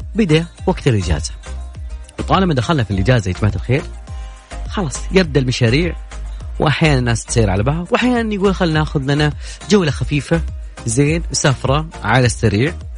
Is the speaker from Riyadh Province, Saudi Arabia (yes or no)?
yes; Riyadh, Riyadh Province, Saudi Arabia; عندنا بالرياض